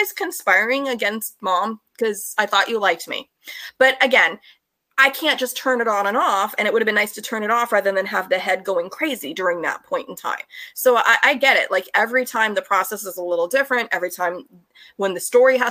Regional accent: United States; as an American.

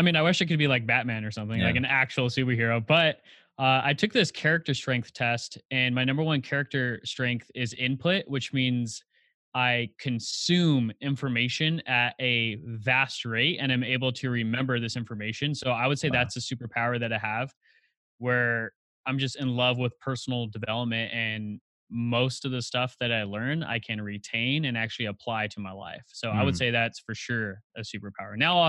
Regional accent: Highland, California, United States; also born or lived in Upland, California; I was born and raised in Highland, California. So if you're familiar with maybe Rancho Cucamonga, or I'm about an hour east of Los Angeles.

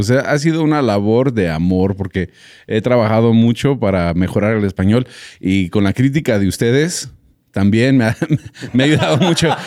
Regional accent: United States; Spanish is a second language; O sea, yo como gringo tratando de aprender bien el español, pero también hacemos el podcast en inglés

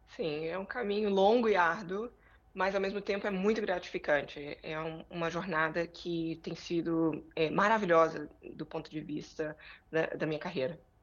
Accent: Brazil; moved away as an adult; now in United States; voltei para o Brasil e concluí o, o, o doutorado em 2010

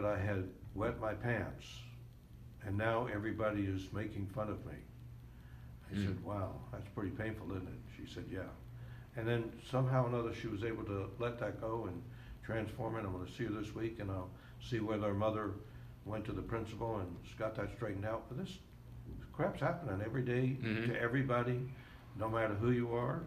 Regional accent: the South, United States; I grew up in the South.

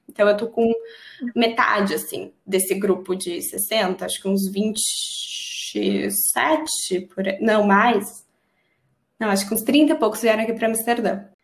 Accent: Brazil; moved away as an adult; a minha identidade brasileira

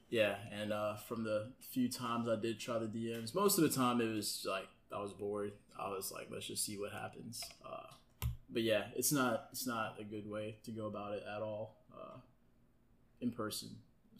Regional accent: the South, United States; we're in the South

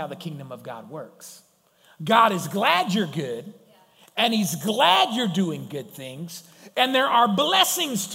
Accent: United States; I'm American

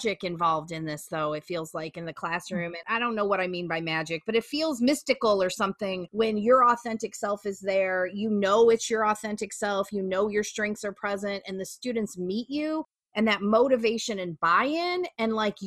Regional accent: Midwest, United States; I'm from the Midwest

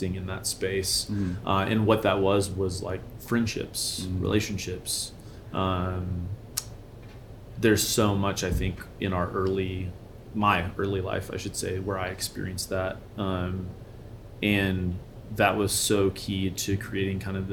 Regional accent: Memphis, Tennessee, United States; moved away as an adult; also born or lived in Pacific Northwest; now in Colorado, United States; I was raised in Memphis, Tennessee, which is an amazing city

